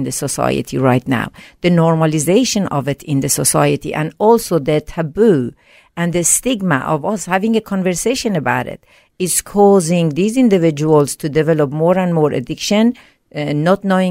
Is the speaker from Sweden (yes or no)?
yes; Sweden; English is a second language; moved away as an adult; also born or lived in Iran; now in Australia; at a young age, I moved to Sweden.